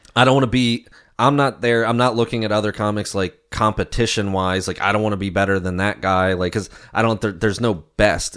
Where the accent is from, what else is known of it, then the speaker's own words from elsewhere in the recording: Maryland, United States; moved away as an adult; now in York, United States; growing up in Maryland and then moving up to Pennsylvania and living here the past, uh, twelve years